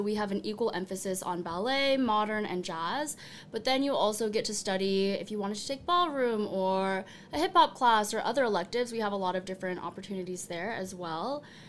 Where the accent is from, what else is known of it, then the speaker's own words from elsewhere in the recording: Portland, Oregon, United States; moved away; I'm from Portland, Oregon